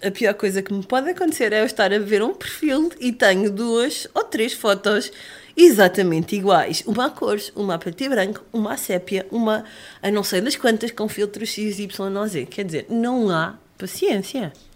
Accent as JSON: {"language": "Portuguese", "region": "Lisbon", "country": "Portugal", "said": "sou lisboeta"}